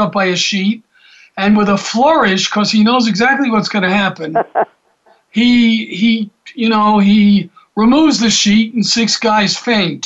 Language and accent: English; Atlanta, Georgia, United States; when I was growing up in Atlanta